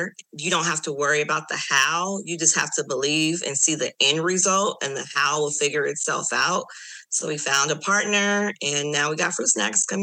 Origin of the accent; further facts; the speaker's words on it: Los Angeles, California, United States; I'm from Los Angeles